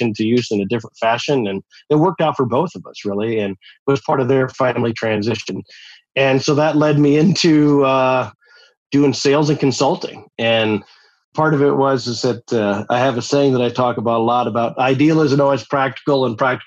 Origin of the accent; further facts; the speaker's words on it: Eastern South Dakota, United States; I grew up in Eastern South Dakota and I'm the sixth of nine kids